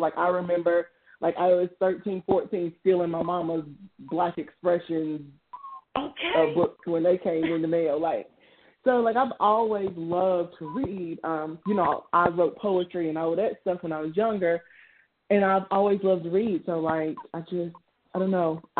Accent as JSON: {"language": "English", "town": "Mooresville", "region": "North Carolina", "country": "United States", "said": "I am from a small town called Mooresville in North Carolina, like 30 minutes from Charlotte"}